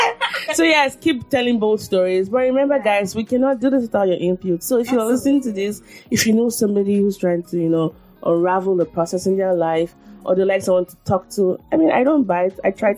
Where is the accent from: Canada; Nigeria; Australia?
Nigeria; I'm Nigerian